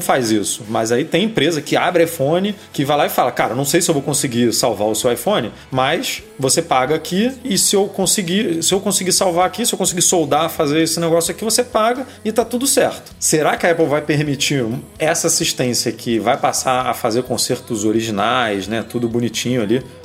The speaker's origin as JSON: {"language": "Portuguese", "region": "Rio de Janeiro", "country": "Brazil", "said": "eu sou do Rio"}